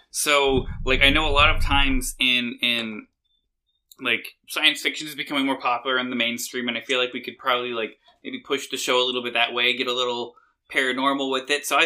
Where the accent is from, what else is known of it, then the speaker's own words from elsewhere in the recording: Barstow, California, United States; I, I'm from Barstow.